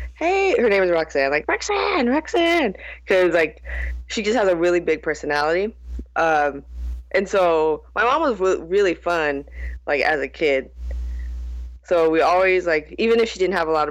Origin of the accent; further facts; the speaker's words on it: Oxnard, California, United States; moved away; I'm from Oxnard, California.